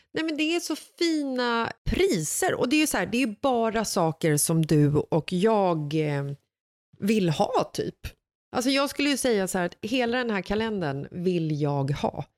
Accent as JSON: {"language": "Swedish", "town": "Stockholm", "region": "Stockholm County", "country": "Sweden", "tie": "born or raised there", "said": "Bagarmossen som är platsen söder om Stockholm där jag växte upp när jag var liten"}